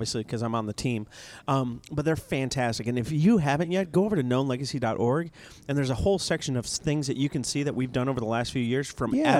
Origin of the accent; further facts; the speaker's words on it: the South, United States; Down south, we call it red